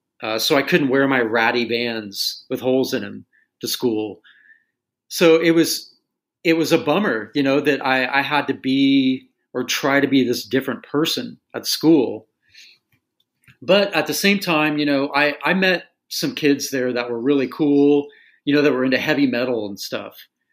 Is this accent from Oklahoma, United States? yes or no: yes; Tulsa, Oklahoma, United States; it's just that growing up in Tulsa thing, you know, it's just finding a way to be yourself amidst this, you know, this like Bible Belt culture.